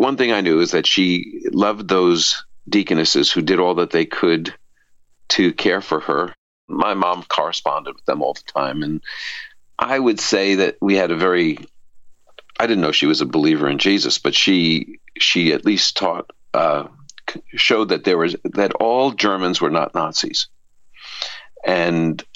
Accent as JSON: {"language": "English", "town": "New York City", "region": "New York", "country": "United States", "tie": "born or raised there", "said": "I was the baby in the family, raised in this Orthodox Jewish home in Brooklyn, New York"}